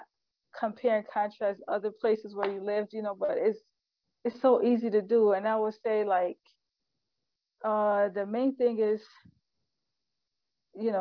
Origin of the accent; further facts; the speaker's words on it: United States; moved away as an adult; as Muslim American